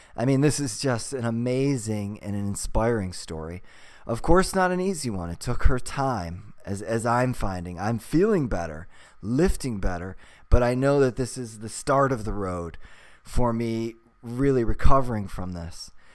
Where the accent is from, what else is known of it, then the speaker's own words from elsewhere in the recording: Cleveland, Ohio, United States; moved away; also born or lived in California; growing up in Cleveland, Ohio